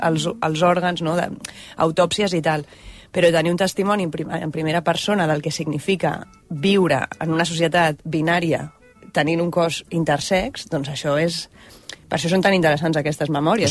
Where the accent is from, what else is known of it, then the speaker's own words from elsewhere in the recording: Barcelona, Catalonia, Spain; moved away as an adult; also born or lived in London; sóc de Barcelona, vaig néixer el 1984